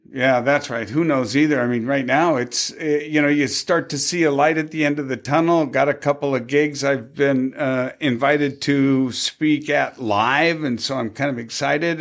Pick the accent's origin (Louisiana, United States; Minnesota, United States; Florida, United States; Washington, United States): Washington, United States; Tacoma; moved away; also born or lived in Gig Harbor; I was born and raised in Tacoma